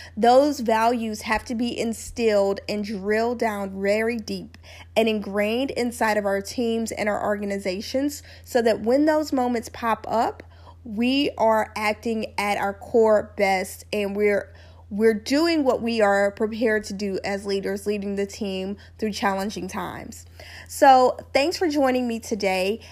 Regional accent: Louisiana, United States; where I grew up in Louisiana

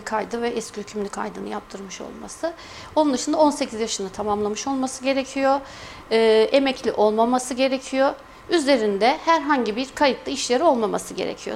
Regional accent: Kayseri, Kayseri Province, Turkey; merkez doğumluyum, Kayseri doğumluyum.

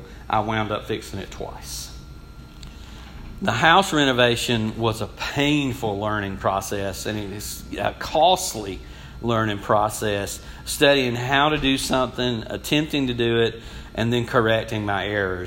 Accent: United States; I grew up in the Sanford community, and all of y'all, I think, probably know where that's at, just outside of Athens, but it's the country

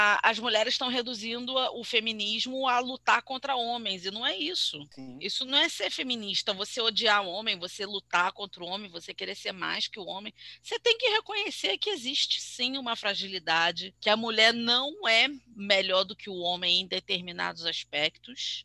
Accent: Rio de Janeiro, Brazil; eu sou carioca

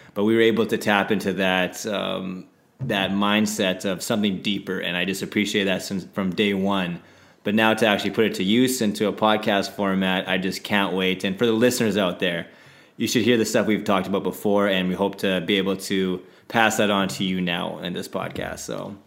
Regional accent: Saskatoon, Saskatchewan, Canada; moved away; also born or lived in Vancouver; originally from Saskatoon, Saskatchewan

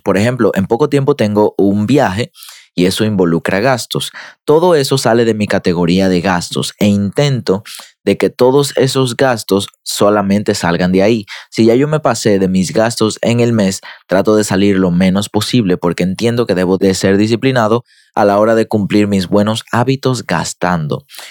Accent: Dominican Republic; yo soy dominicano

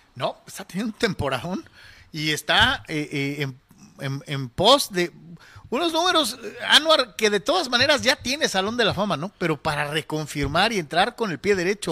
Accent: Mexico; aficionado mexicano

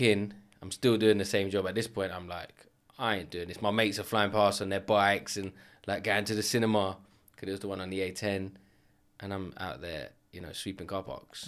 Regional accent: London, United Kingdom; now in Enfield, United Kingdom; I grew up in Edmonton

